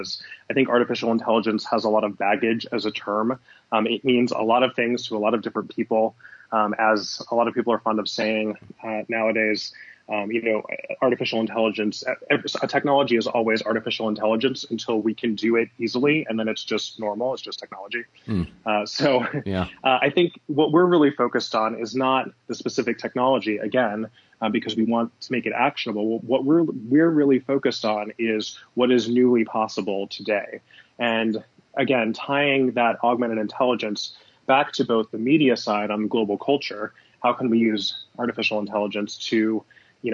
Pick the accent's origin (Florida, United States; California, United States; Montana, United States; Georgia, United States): California, United States; Southern; moved away as an adult; also born or lived in Los Angeles / New York; I grew up in Southern California.